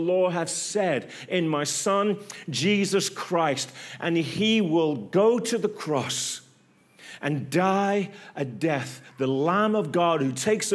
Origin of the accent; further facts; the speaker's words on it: England, United Kingdom; From England